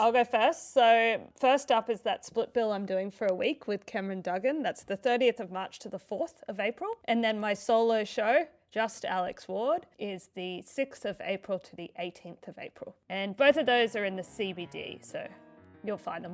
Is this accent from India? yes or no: no; Queensland, Australia; I grew up in Queensland